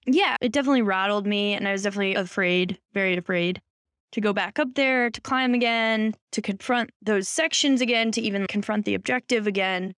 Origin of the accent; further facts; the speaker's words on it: Boulder, Colorado, United States; I grew up in Boulder